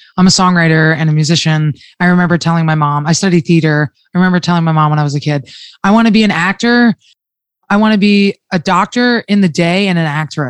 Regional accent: New Jersey, United States; I'm from New Jersey

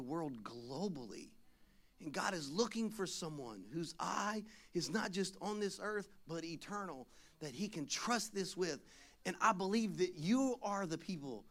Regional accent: Louisiana, United States; moved away; I'm from Louisiana originally. Like, we like to pass a good time

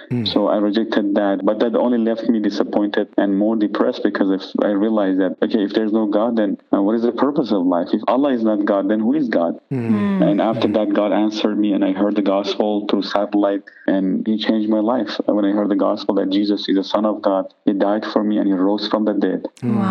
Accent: Iran; now in United States; I'm from Iran originally.

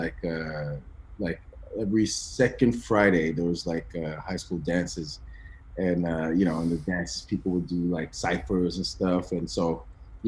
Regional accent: Ottawa, Ontario, Canada; born or raised there; also born or lived in Benin

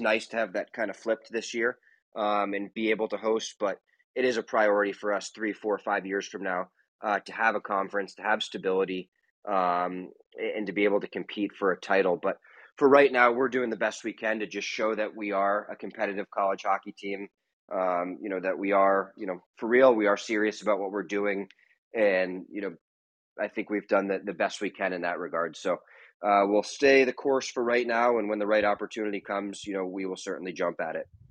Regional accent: West Point, New York, United States; now in Long Island, United States; I grew up in West Point, not so far away

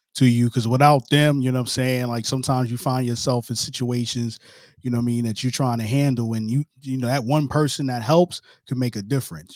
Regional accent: New York City, New York, United States; I'm from New York too

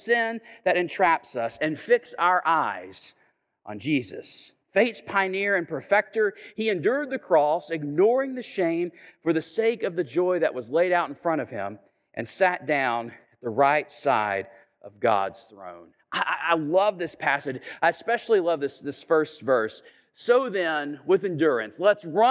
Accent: Chattanooga, Tennessee, United States; I'm from Chattanooga

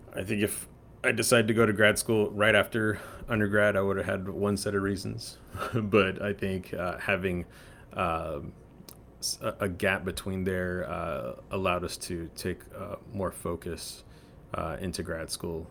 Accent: San Antonio, Texas, United States; also born or lived in Houston; I grew up in San Antonio

